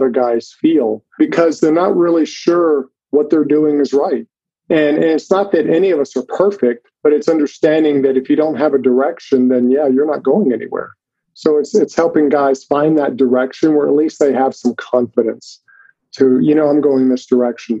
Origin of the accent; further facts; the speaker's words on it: Mississippi, United States; I live actually right now in Jackson, Mississippi. I grew up in Mississippi